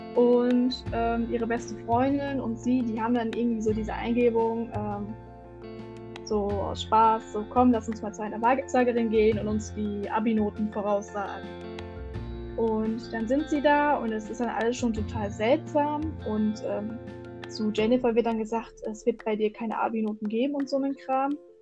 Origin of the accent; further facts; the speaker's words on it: Münsterland, North Rhine-Westphalia, Germany; ich komme aus dem Münsterland.